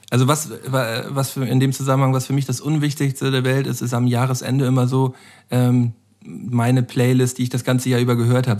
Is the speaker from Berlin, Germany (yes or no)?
no; Flensburg, Schleswig-Holstein, Germany; moved away as an adult; now in Hamburg, Germany; ich bin geborener Flensburger